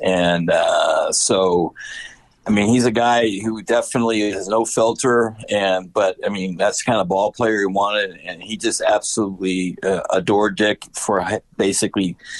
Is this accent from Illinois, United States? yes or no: yes; Chicago, Illinois, United States; as a Chicagoan